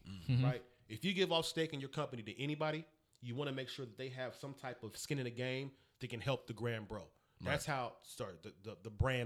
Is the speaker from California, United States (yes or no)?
yes; Richmond, California, United States; I'm from Richmond. I went to Juan Crespi